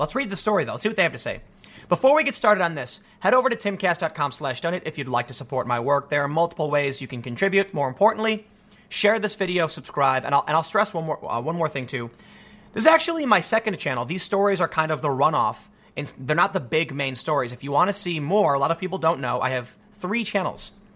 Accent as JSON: {"language": "English", "town": "Chicago", "region": "Illinois", "country": "United States", "tie": "born or raised there", "said": "I'm from Chicago"}